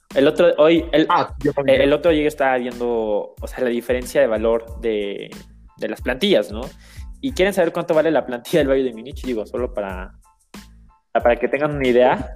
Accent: Mexico; como mexicano

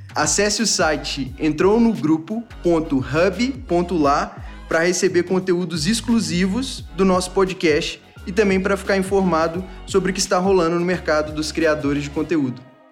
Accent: Belo Horizonte, Minas Gerais, Brazil; A gente é conterrâneo, somos de BH, nós dois

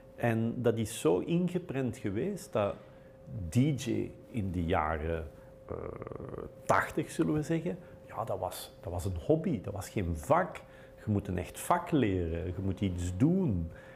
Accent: Belgium; wij Belgen

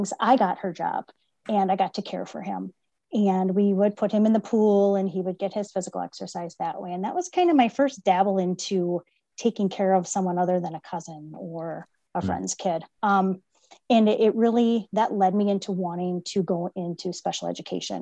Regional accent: Oconto, Wisconsin, United States; I was born and raised in Oconto

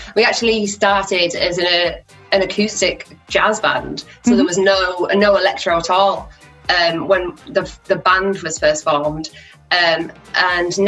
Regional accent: Teesside, North East England, United Kingdom; moved away as an adult; now in Leeds, United Kingdom; I'm originally from Teesside in the northeast of England, but I moved to Leeds for music college.

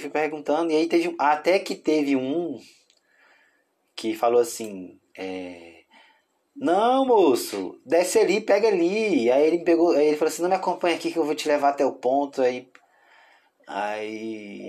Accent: Tocantins, Brazil; accent: Tocantinense; now in Belo Horizonte, Brazil; eu sou do Tocantins

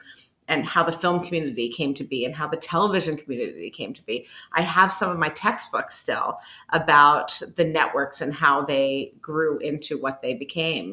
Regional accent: Washington, District of Columbia, United States; moved away as an adult; also born or lived in Syracuse, New York; I grew up in the Washington, D.C. area

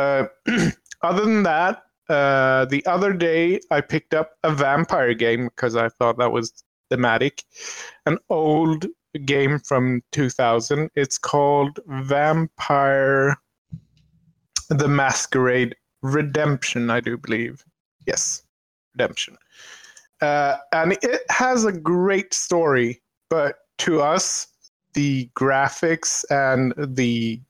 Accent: Sweden; I am from Sweden.

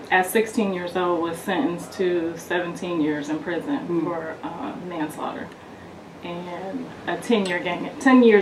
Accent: Ohio, United States; now in California, United States; I'm originally from Ohio, but I moved out to California pursuing um, film and television and ended up getting married and having kids and got distracted.

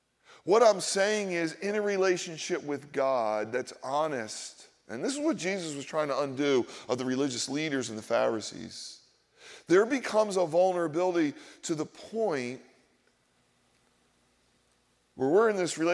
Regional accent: Philadelphia, Pennsylvania, United States; The problem is I grew up in Philadelphia. I grew up in Polish and Black and Jewish and Italian and Irish neighborhoods, and we all went to regional schools, and we all talked about our ethnicity

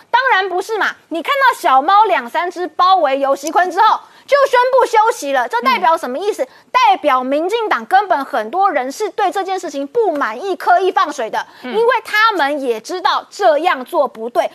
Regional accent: Miaoli, Miaoli County, Taiwan; 我是苗栗人，在老家，嗯。在，就在苗栗市

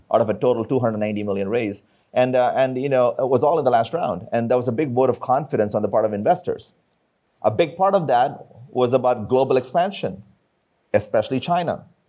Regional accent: India; moved away; I come from India

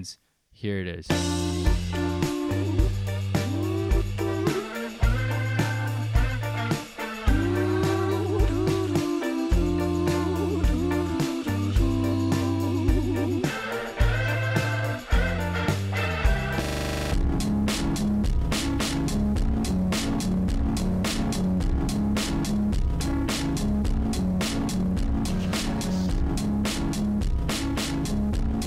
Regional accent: close to the Greater Toronto Area, Ontario, Canada; I'm from close to the GTA

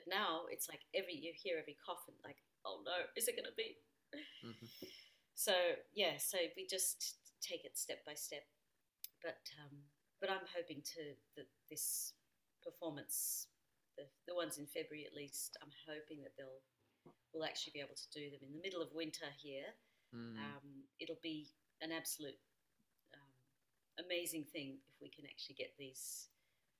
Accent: Australia; now in Austria; I'm an Australian citizen

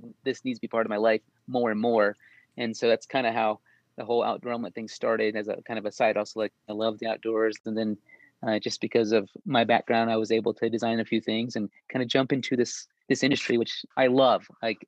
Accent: Texas, United States; also born or lived in Germany; Yeah, so it was mostly Texas. I spent probably 6 years in Germany. That's where I was born because of the active military duty with my dad. But my dad settled down mostly up and down 25, if you know Texas.

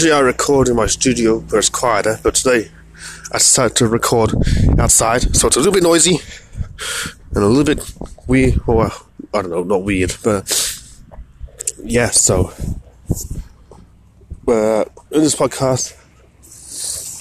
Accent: Australia; I'm from Australia.

